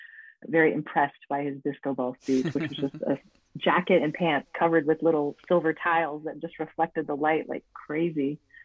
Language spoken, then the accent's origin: English; Boise, Idaho, United States; I grew up in the West Boise.